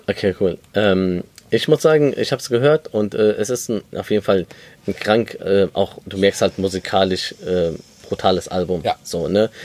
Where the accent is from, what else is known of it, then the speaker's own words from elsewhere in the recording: Germany; also born or lived in Lebanon (ancestry); Klar sind wir in Deutschland aufgewachsen und äh, leben hier